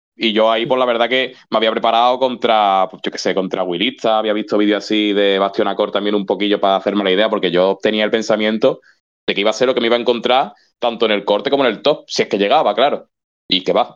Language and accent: Spanish; Málaga, Andalusia, Spain; de Málaga, de Málaga fuimos …, …